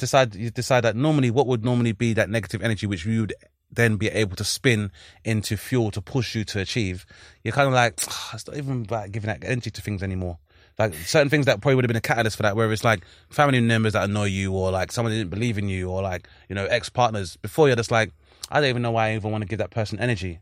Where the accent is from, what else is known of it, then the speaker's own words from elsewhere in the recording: London, United Kingdom; we're from South London